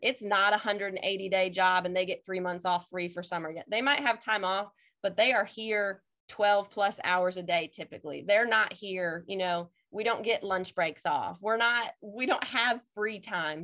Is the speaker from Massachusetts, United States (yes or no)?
no; Indiana, United States; moved away as an adult; also born or lived in New Jersey / Mississippi; now in Madison, Mississippi, United States; I am originally from Indiana, went to college in New Jersey